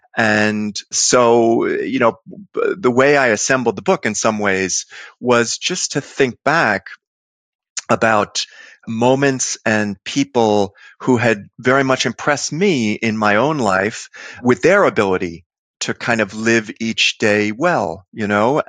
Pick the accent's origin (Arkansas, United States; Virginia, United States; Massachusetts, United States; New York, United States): New York, United States; New York City; born or raised there